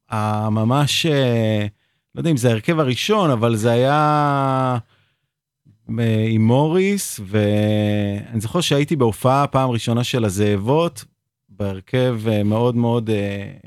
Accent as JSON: {"language": "Hebrew", "town": "Tel Aviv", "region": "Tel Aviv District", "country": "Israel", "tie": "born or raised there", "said": "נולדתי בבית חולים הקריה בתל אביב."}